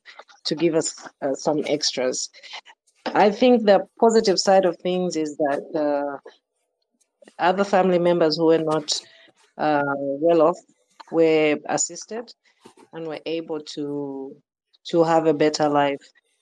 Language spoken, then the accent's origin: English; Zambia; But both of my parents are from Malawi, and they moved to Zambia early. So we grew up and were raised in Zambia